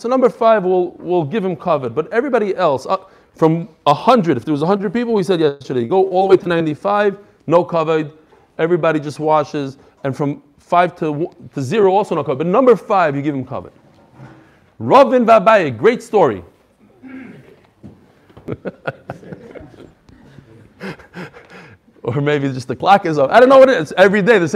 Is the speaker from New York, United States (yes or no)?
yes; New York, United States; now in Chicago, United States; I grew up in New York, so I learned how to drive in Brooklyn